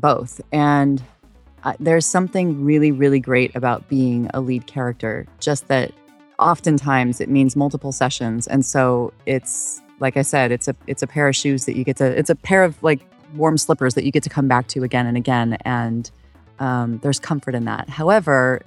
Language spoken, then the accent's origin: English; Idaho, United States; now in Los Angeles, United States; I grew up in Idaho